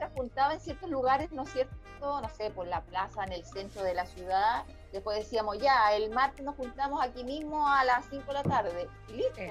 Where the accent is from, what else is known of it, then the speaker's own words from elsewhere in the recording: Chile; now in Spain; como chilena que está en el extranjero